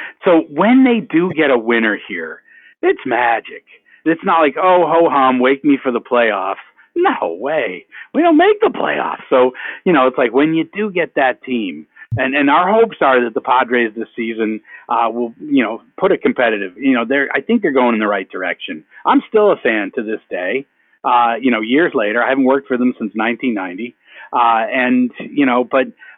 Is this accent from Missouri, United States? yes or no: no; New Hampshire, United States; moved away as an adult; now in San Diego, United States; as a kid growing up in New Hampshire